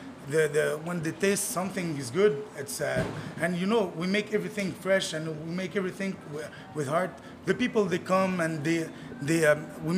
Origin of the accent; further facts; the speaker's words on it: Tunisia; English is a second language; now in Montreal, Canada; I'm from Tunisia.